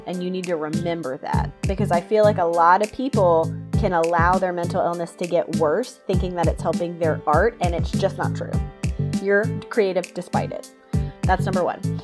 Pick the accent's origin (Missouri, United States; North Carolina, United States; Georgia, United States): Georgia, United States; South; I grew up in South Georgia